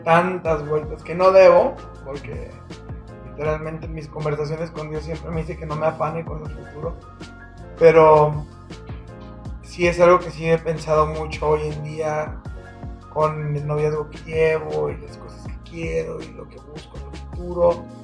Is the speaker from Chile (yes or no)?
no; Mexicali, Baja California, Mexico; now in Aguascalientes, Mexico; Mi familia es del norte. O sea, me crié mucho en California y en Mexicali, entonces son norteñotes